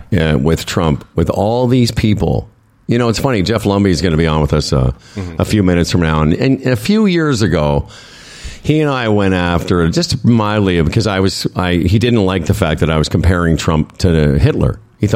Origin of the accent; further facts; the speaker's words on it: Canada; As a Canadian, I'm very embarrassed by the disrespect shown by the PM.